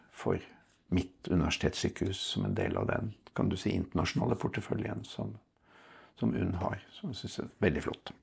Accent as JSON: {"language": "Norwegian", "region": "Oslo", "country": "Norway", "tie": "born or raised there", "said": "Jeg vokste opp på Lambertseter."}